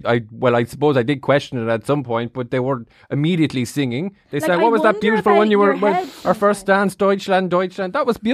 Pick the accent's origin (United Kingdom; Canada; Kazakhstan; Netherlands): United Kingdom; Midlands; You know well, I'm from the Midlands. I've never seen the sea.